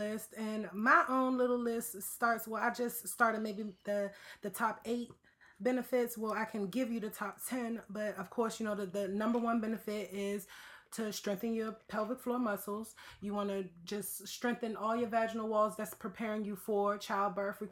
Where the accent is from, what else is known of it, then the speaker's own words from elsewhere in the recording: Washington, District of Columbia, United States; moved away as an adult; now in Los Angeles, United States; I did not grow up in Los Angeles. I grew up in Washington, D.C. So I just recently moved to Los Angeles